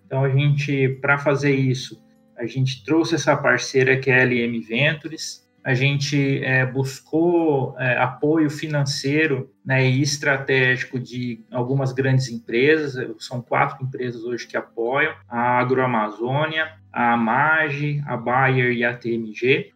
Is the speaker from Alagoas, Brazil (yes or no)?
no; Mato Grosso, Brazil; also born or lived in Araçatuba, São Paulo / São Paulo; eu nasci lá em Aracatuba, mas cresci aqui no Mato Grosso, minha família veio para cá no começo dos anos 90